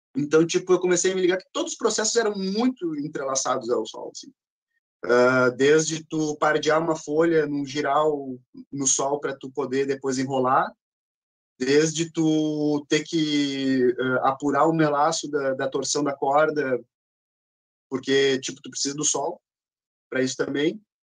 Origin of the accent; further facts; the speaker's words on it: Porto Alegre, Rio Grande do Sul, Brazil; sou natural de Porto Alegre, andei um pouquinho pelo estado